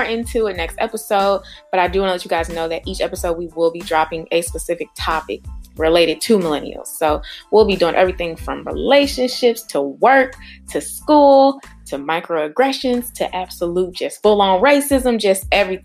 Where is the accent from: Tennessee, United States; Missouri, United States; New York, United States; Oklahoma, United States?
Missouri, United States; St. Louis; now in Cleveland, United States; born and raised in St. Louis